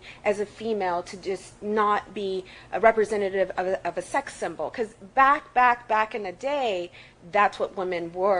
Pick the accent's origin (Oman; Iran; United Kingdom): Iran; now in United States; my first trip to Iran was exactly 10 years after I we immigrated here from Iran.